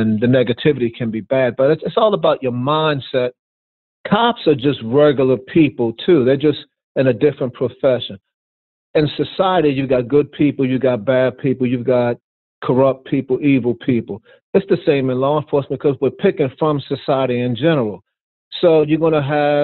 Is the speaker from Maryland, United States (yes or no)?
yes; Baltimore, Maryland, United States; I'm from Baltimore. Yeah, I'm black, I'm a cop, but I'm from Baltimore. I know what it's like in these communities. I grew up in the communities myself